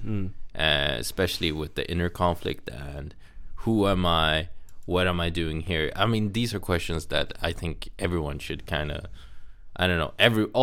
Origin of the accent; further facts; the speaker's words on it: Sweden; I'm Indian and I was born and raised in Sweden.